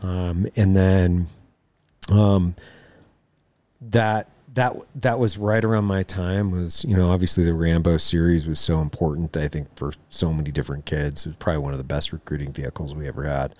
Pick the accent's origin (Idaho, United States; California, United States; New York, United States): Idaho, United States; Lewiston; I grew up in Lewiston, Idaho, uh, on the Clearwater